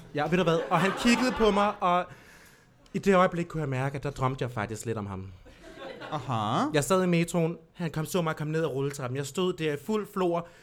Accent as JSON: {"language": "Danish", "area": "Lolland", "region": "Zealand", "country": "Denmark", "moved": "yes", "said": "Jeg er fra Lolland."}